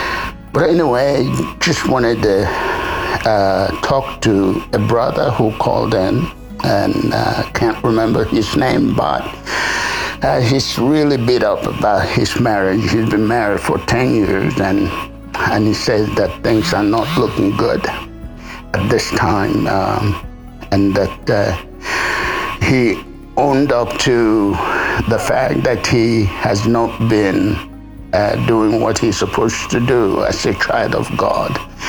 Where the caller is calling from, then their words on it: South Sudan; I'm calling in from South Sudan. And we are enjoying our rainy season and humid weather.